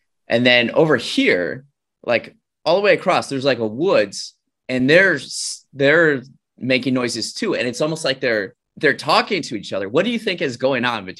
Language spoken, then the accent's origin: English; Wisconsin, United States; moved away; when I go back to Wisconsin, I'm from Wisconsin